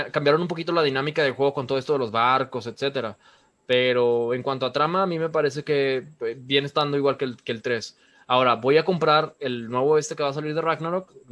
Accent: Nuevo León, Mexico; Berlanga y yo somos de aquí de Nuevo León.

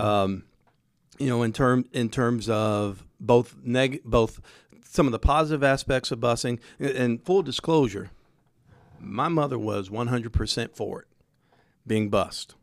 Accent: Indianapolis, Indiana, United States; I grew up on the east side, but I went to school on the south side, court order

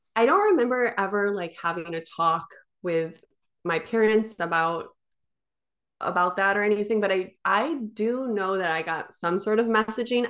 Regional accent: Midwest, United States; I grew up in the Midwest

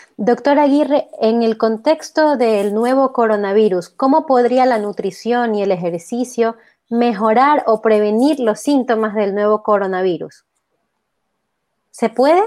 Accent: Ecuador; como ecuatorianos

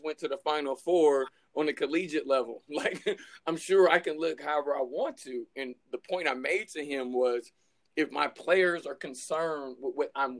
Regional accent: California, United States; I'm from California

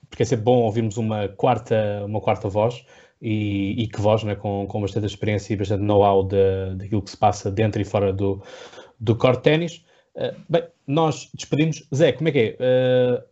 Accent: Setúbal, Portugal; eu sou do Distrito de Setúbal

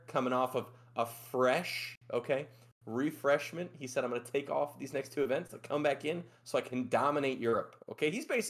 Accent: Chicago, Illinois, United States; also born or lived in Midwest; now in Texas, United States; I'm from Chicago.

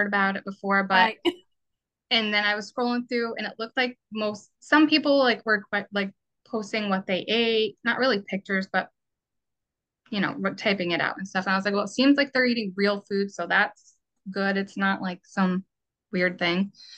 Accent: Vermont, United States; now in Massachusetts, United States; I'm originally from Vermont.

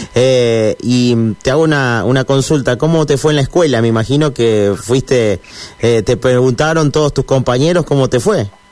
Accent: Santa Fe, Argentina; yo soy de Santa Fe

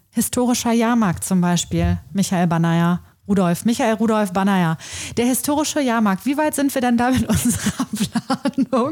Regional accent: Coesfeld, North Rhine-Westphalia, Germany; moved away as an adult; also born or lived in Essen; wenn man mich gefragt hat, und woher kommst du? Und ich gesagt habe, ja, aus Großfeld

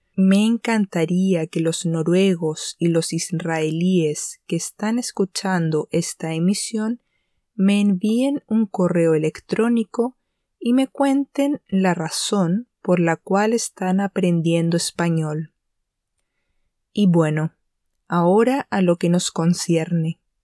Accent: Chile; Esto de ser chilena

